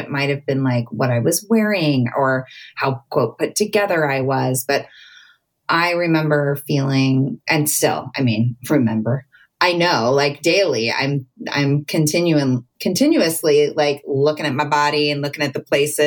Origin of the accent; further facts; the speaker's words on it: Southern California, United States; I grew up in Southern California at the beach